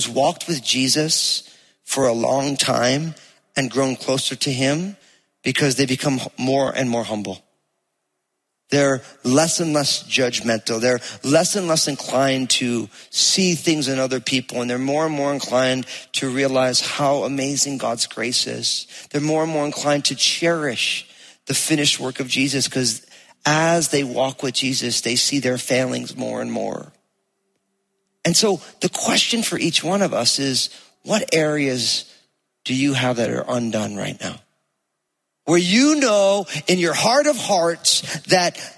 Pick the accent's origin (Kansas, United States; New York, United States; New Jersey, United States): New Jersey, United States; accent: Jersey; my Jersey accent